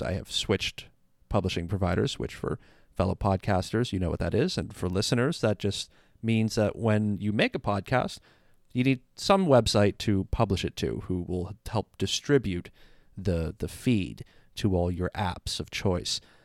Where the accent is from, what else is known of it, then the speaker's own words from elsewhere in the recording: Canada; I'm Canadian